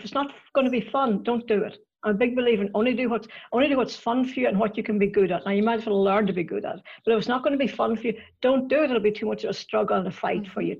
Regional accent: Northern Ireland, United Kingdom; accent: Northern Irish; I grew up in Northern Ireland and I still have the accent to prove it.

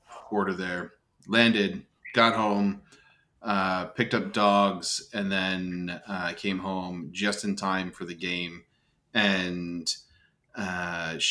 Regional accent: New Jersey, United States; growing up in New Jersey as a Yankees fan

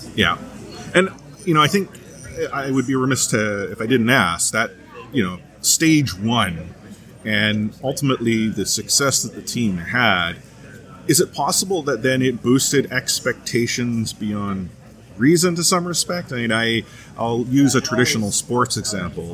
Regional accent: Vancouver, British Columbia, Canada; I'm from Vancouver. I'm a biased Vancouver sports fan.

